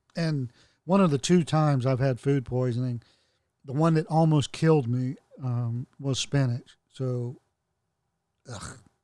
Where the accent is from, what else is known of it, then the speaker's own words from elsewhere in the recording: the South, United States; I'm a Southerner. I was born a Southerner. I live in the South